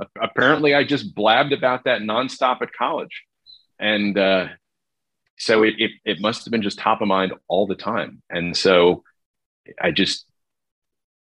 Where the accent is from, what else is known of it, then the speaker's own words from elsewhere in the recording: New Jersey, United States; growing up in New Jersey